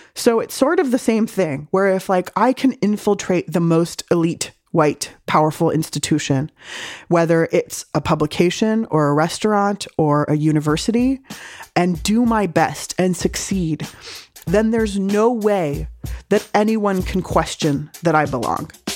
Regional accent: San Diego, California, United States; also born or lived in Berkeley; I grew up in San Diego eating delicious home cooking

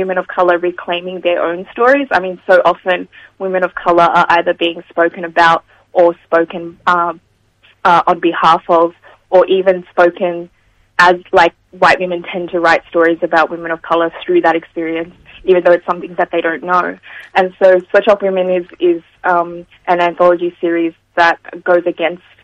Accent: Sydney, New South Wales, Australia; I'm from kind of Mount Druitt

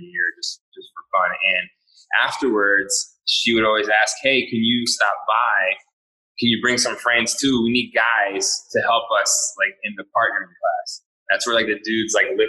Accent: Ambler, Pennsylvania, United States; moved away as an adult; also born or lived in Cheltenham, Pennsylvania / Austin, Texas / Hawaii; we grew up in Cheltenham until I was about 10. And then we moved to Ambler

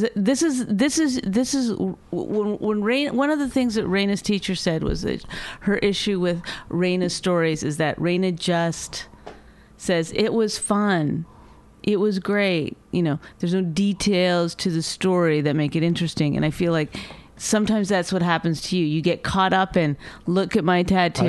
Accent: Canada; Have anger problems. I'm Canadian.

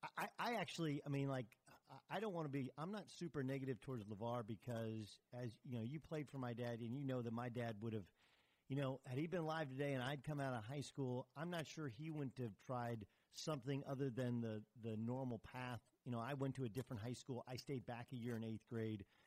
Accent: Orange County, California, United States; moved away as an adult; also born or lived in Connecticut; I grew up in Orange County, which is for people who don't know, it's I'm you know 45 minutes away

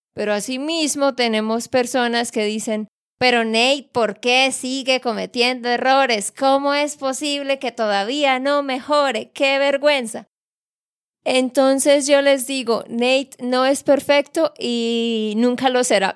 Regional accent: Santander, Colombia; de Santander, Colombia

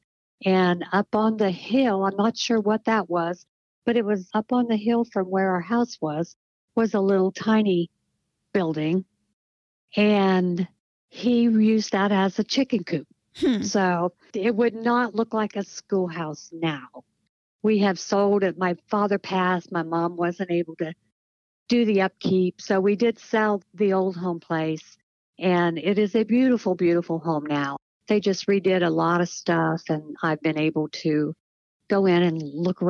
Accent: Marietta, Ohio, United States; I was born and raised in Marietta, Ohio, out on State Route 26

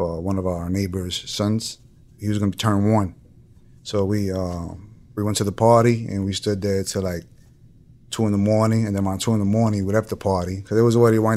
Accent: New York City, New York, United States; I'm from the Bronx. I'm from a neighborhood where if you're not paying attention to your surroundings, then you're kind of being dumb.

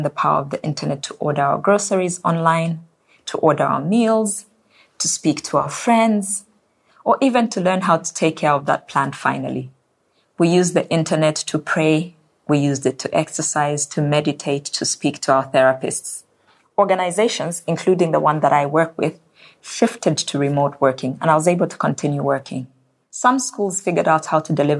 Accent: Zambia; My home country of Zambia relies on agriculture.

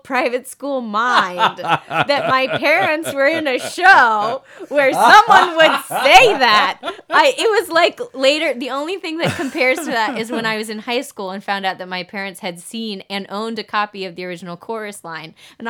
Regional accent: Georgia, United States; In Georgia, northeast of Atlanta. So my parents moved down there for a gig, never moved back.

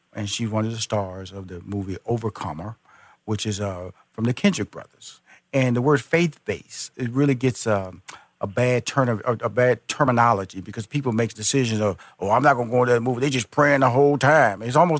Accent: Houston, Texas, United States; now in Atlanta, United States; Now here at a restaurant in Houston, where I'm originally from, I was born and raised in Houston, yep. I'm now based in Atlanta, Georgia

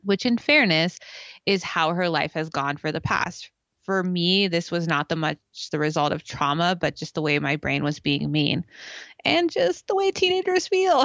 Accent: California, United States; growing up in California

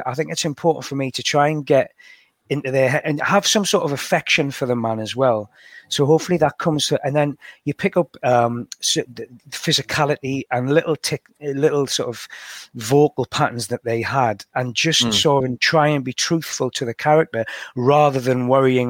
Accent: Washington, North East England, United Kingdom; accent: County Durham twang; So it's a sort of County Durham twang I have anyway.

